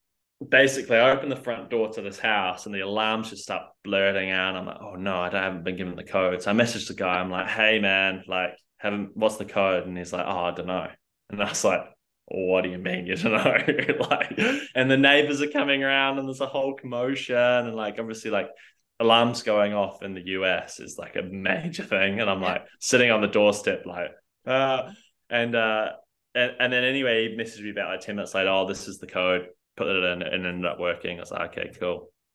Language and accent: English; New Zealand; I guess I was not born in New Zealand, but I'm definitely a Kiwi through and through.